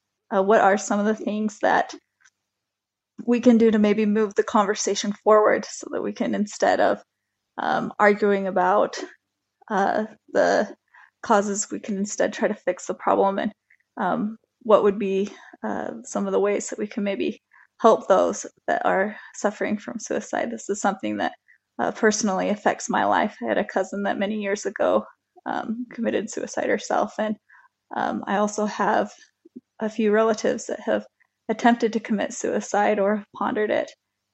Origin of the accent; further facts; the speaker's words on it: Mountain West, United States; I grew up in the Mountain West, where the suicide rates are higher than in any other place in the country.